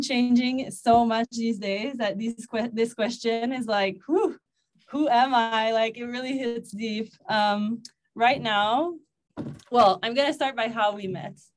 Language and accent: English; Gatineau, Quebec, Canada; now in Mexico; I'm from Gatineau in Quebec, Canada.